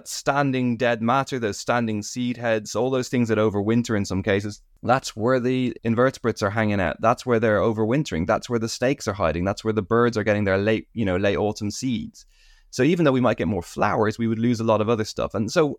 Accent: United Kingdom; also born or lived in Ireland; growing up in Britain and Ireland, I always had a slight sense of ecological depression.

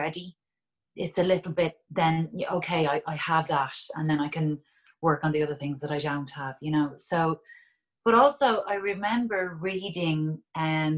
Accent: Dublin, Leinster, Ireland; it's my hometown

